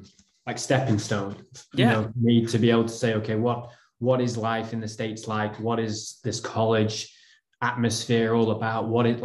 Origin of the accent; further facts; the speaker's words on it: the north of England, United Kingdom; I mean, I'm from North England.